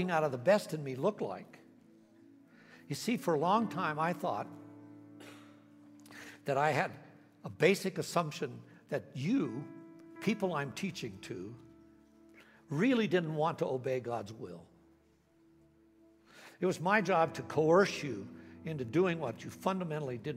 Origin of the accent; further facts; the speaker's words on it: United States; I grew up here in America